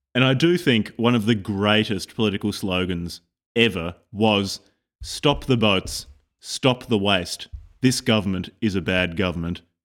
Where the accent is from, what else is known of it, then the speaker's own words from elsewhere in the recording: Australia; I'm from Australia